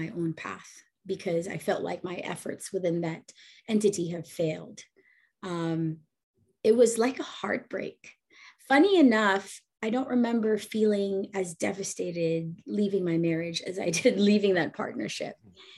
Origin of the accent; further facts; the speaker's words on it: Bay Area, California, United States; also born or lived in Philippines; a Filipino American who was born in the Philippines and then moved when I was way younger to the Bay Area and really settled there